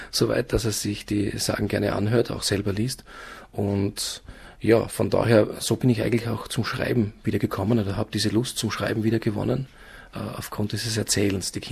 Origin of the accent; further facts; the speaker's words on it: Graz, Styria, Austria; die Steiermark ist eigentlich ein Bergvolk, was als Grazer schwierig ist, weil wir da fast schon im Flachland leben.